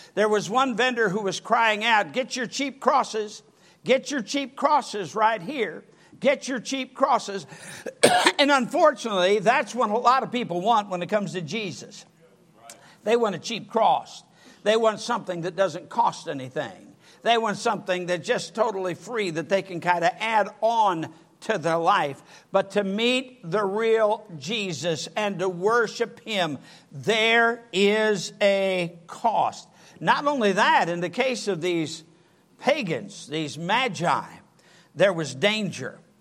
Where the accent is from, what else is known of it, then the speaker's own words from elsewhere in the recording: Sturgis, Michigan, United States; moved away; also born or lived in Kalamazoo, Michigan; I'm from Sturgis, Michigan, about 30 miles south of Kalamazoo